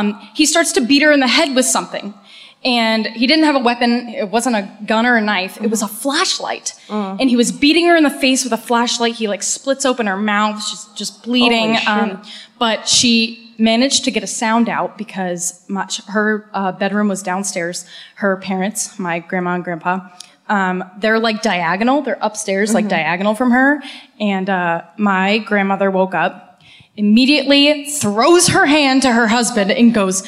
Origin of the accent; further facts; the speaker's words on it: Cape Cod, Massachusetts, United States; I'm from good old Cape Cod.